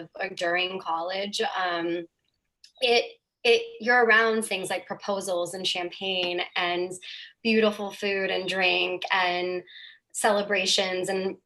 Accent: Honolulu, Hawaii, United States; moved away; also born or lived in London / New York / Los Angeles; I was born and raised in Hawaii, and that was pretty amazing. It's such a beautiful place to grow up and so special and really, you know, it's unlike anywhere else in the U.S.

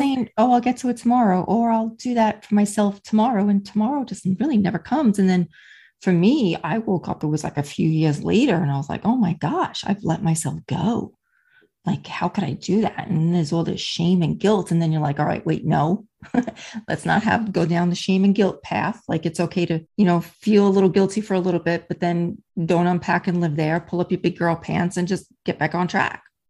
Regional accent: New York, United States; accent: New York; also born or lived in New Jersey / Charleston, South Carolina; now in Melbourne, Florida, United States; I'm originally from New York, born and raised there, spent many years in New Jersey

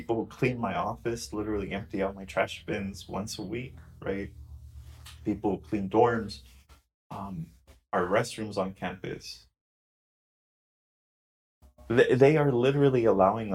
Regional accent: Orange County, California, United States; I grew up in Orange County

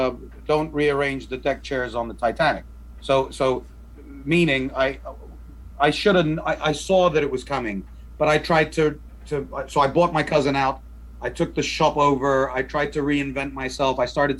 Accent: Dubai, United Arab Emirates; So I grew up in Dubai, pre-Bling Dubai, right? So this is before Dubai, anyone knew what Dubai was.

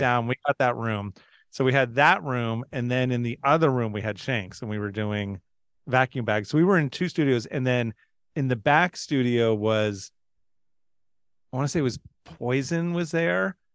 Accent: San Francisco, California, United States; We're from San Francisco

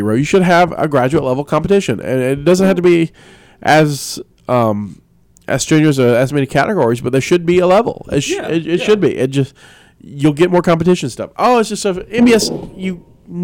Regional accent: Alabama, United States; now in West Virginia, United States; I was raised in Alabama.

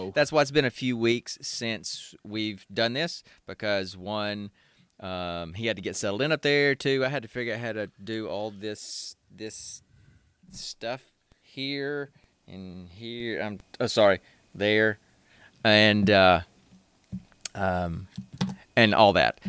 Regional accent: Alabama, United States; now in Georgia, United States; I was born and raised in Alabama, and I live in Georgia.

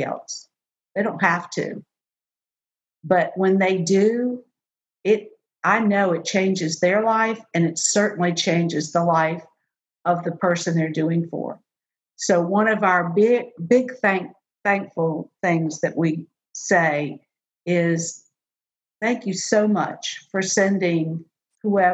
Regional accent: New Orleans, Louisiana, United States; moved away; I am from New Orleans. You can take the New Orleans girl away from New Orleans, but you can't take New Orleans out of the girl.

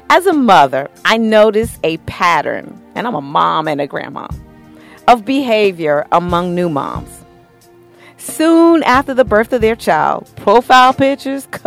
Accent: New York, United States; I'm originally from New York, and I remember, you know, how you have the clotheslines out the window

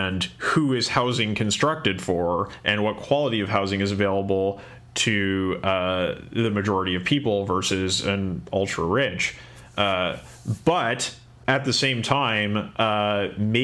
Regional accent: Kamloops, British Columbia, Canada; my hometown of Kamloops in Canada

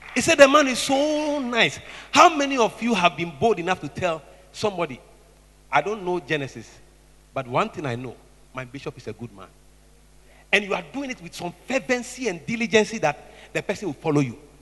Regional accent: Tema, Greater Accra, Ghana; I grew up in Tema

